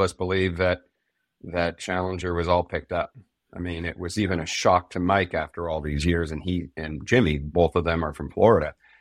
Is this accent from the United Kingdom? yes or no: no; Canada; we're Canadian